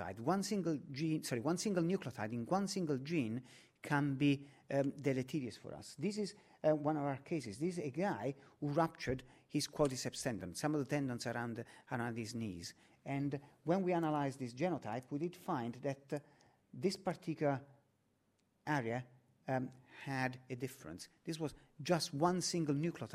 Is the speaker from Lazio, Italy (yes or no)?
no; Naples, Campania, Italy; now in London, United Kingdom; Naples, my hometown, the home of pizza.